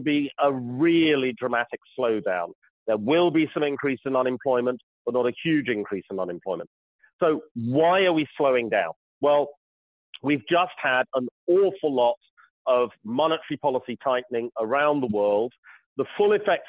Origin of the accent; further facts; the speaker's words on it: United Kingdom; I'm British